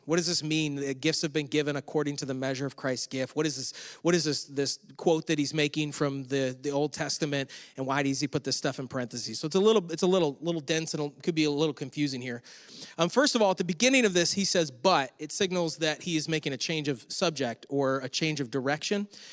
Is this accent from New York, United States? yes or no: yes; Western New York, United States; moved away; I'm from Western New York